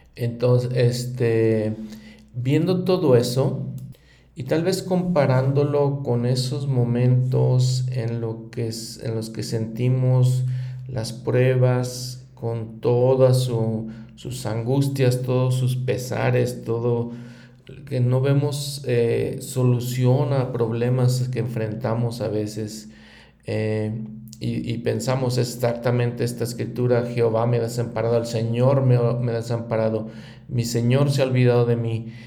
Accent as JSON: {"language": "Spanish", "country": "Mexico", "said": "en mi país como México"}